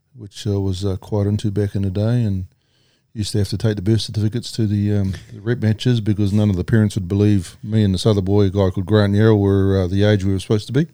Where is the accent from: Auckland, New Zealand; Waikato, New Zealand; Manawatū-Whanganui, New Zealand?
Manawatū-Whanganui, New Zealand; Palmerston North; also born or lived in Singapore / Whakatane; born in Palmerston North, um, lived in Linton Camp